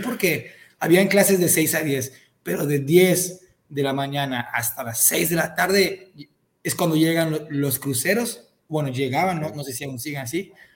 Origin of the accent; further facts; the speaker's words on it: Cozumel, Quintana Roo, Mexico; moved away as an adult; now in Mérida, Mexico; yo soy de Cozumel, Quintana Roo, pero ahorita vivo en Mérida, llevo viviendo acá cuatro, cinco, dos mil dieciocho, me vine para acá